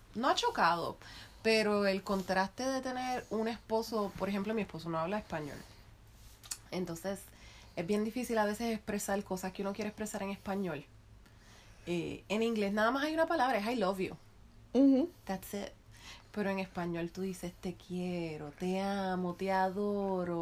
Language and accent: Spanish; Guaynabo, Puerto Rico; first language Spanish; also born or lived in Ponce; pero yo viví todo el resto de mi vida en Guaynabo.